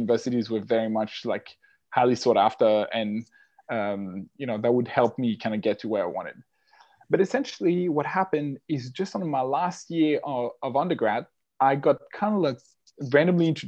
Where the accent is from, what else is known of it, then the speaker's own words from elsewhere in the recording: French-speaking Switzerland, Geneva area, Switzerland; English is a second language; moved away as an adult; also born or lived in Australia; now in London, United Kingdom; I'm originally from Switzerland, the French-speaking side of Switzerland, so Geneva area.